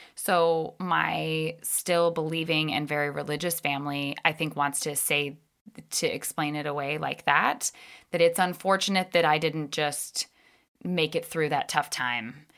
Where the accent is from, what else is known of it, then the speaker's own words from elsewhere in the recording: Northern Virginia, United States; I grew up in Northern Virginia